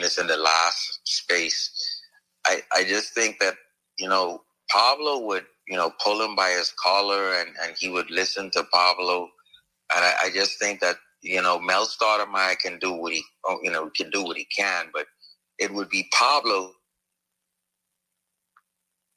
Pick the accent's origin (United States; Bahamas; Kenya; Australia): Bahamas; I'm a Bahamian, I'm from the Bahamas.